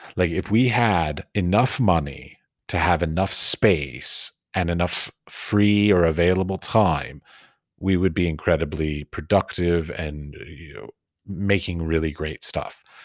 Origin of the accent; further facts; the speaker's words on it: Washington, District of Columbia, United States; I was born and raised in Washington, D C